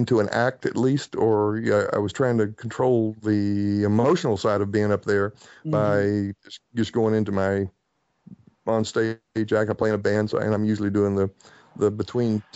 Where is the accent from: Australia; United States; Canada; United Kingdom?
United States; Bristol, Tennessee; moved away; in my hometown of Bristol, Tennessee